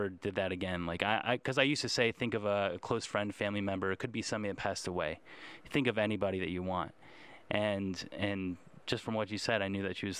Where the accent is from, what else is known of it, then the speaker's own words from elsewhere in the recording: West Chester, Ohio, United States; moved away as an adult; also born or lived in Las Vegas; I grew up in Westchester. Not the same Westchester as you, but Westchester, Ohio